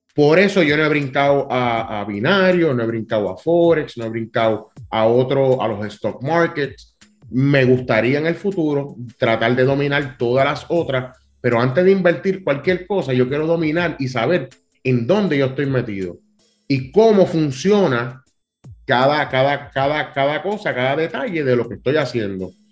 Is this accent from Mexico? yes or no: no; Cataño, Puerto Rico; yo soy un muchacho eh, criado, soy de Cataño, o bien orgulloso de ser de Cataño, un residencial público.